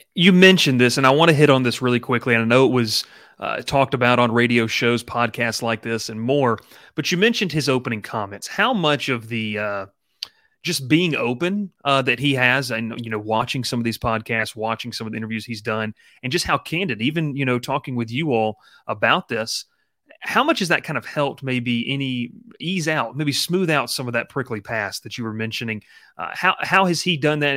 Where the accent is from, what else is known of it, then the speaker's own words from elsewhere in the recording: Columbus, Georgia, United States; I grew up in Columbus, Georgia, you know, thirty minutes from Auburn